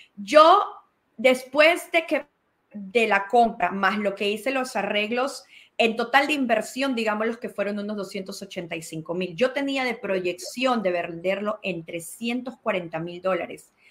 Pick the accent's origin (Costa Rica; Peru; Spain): Peru; now in Georgia, United States; Nací en Perú, llegué a Georgia hace 22 años